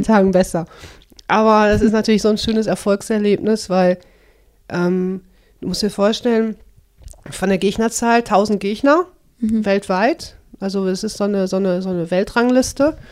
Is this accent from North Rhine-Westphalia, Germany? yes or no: yes; Dorsten, North Rhine-Westphalia, Germany; moved away as an adult; also born or lived in Kirchhellen; now in Bottrop, Germany; ich bin in Dorsten geboren